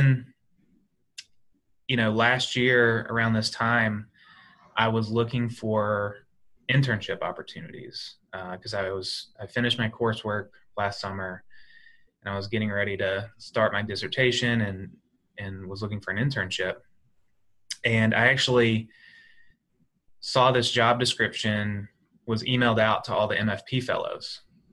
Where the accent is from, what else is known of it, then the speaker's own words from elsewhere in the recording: Alabama, United States; moved away as an adult; also born or lived in West Texas; now in Philadelphia, United States; I grew up in Alabama and then I lived in West Texas for 2 years.